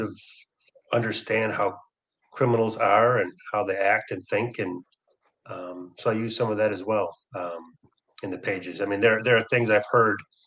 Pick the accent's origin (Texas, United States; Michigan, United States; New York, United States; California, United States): Michigan, United States; also born or lived in Milwaukee; now in San Francisco Bay Area, United States; I grew up in Michigan. So I've always been a Michigan guy